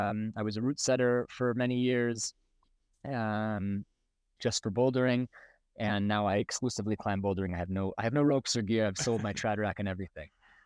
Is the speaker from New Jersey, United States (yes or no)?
no; Baltimore, Maryland, United States; born there; also born or lived in Israel; I'm 33 years old. I was born in Baltimore, Maryland. I lived the past 15 years in Israel, and about 14 months ago, my partner and I moved to the States